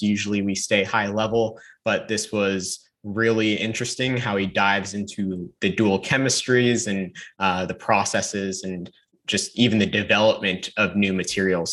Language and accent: English; North Carolina, United States; I'm from North Carolina.